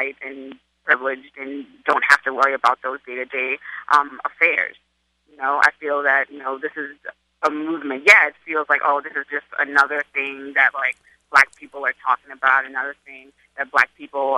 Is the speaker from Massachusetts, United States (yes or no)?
no; Charleston, South Carolina, United States; now in New York, United States; I'm from Charleston, South Carolina, but I live in New York